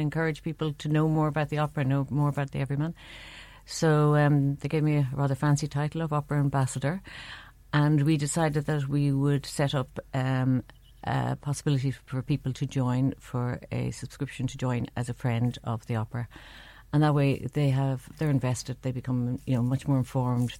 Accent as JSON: {"language": "English", "town": "Dublin", "region": "Leinster", "country": "Ireland", "tie": "born or raised there", "moved": "yes", "lives_now": "Cork, Ireland", "said": "I grew up in Dublin"}